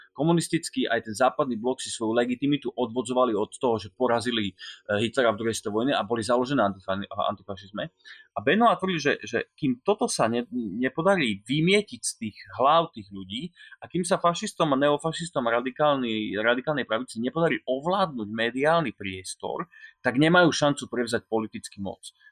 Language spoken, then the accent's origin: Slovak; Slovakia; som Slovák